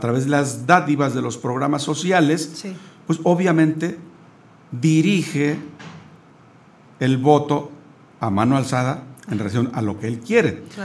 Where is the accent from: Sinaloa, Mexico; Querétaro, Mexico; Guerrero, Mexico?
Querétaro, Mexico; los que somos queretanos